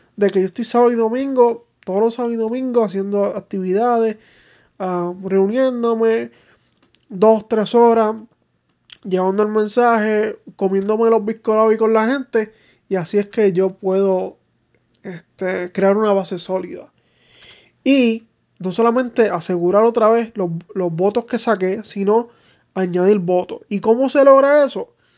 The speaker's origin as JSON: {"language": "Spanish", "town": "Manatí", "country": "Puerto Rico", "tie": "born or raised there", "said": "mi pueblo de Manatí"}